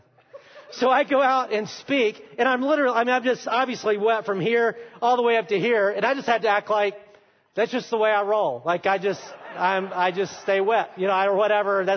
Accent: Alabama, United States; I'm from Alabama, if you don't know, and I'm an Alabama fan

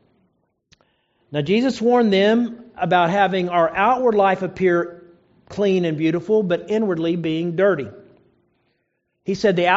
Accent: Oklahoma, United States; I knew a lot of people growing up in Oklahoma

